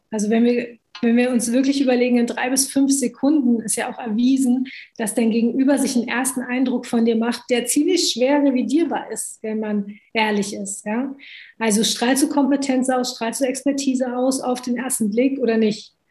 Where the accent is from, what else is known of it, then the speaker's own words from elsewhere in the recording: Germany; also born or lived in Italy; Ich bin in Deutschland und in Italien aufgewachsen und liebe auch beides sehr.